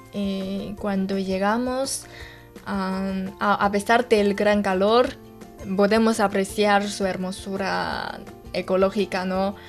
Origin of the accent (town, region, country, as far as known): China